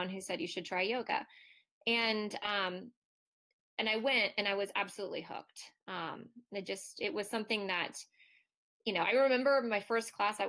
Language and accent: English; Ohio, United States; I'm Midwestern from Ohio